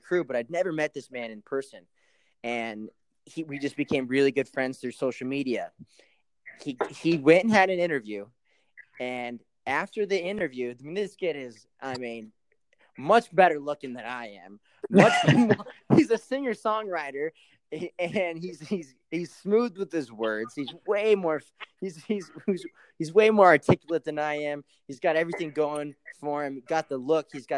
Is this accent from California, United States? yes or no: no; Great Falls, Montana, United States; also born or lived in Kauai; my hometown, Great Falls, Montana